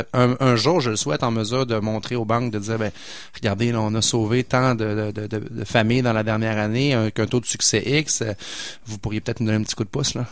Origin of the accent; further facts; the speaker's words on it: Pointe-Sainte-Foy, Quebec, Canada; Mon grand-père a fondé la Caisse populaire où j'ai grandi dans Pointe-Sainte-Foy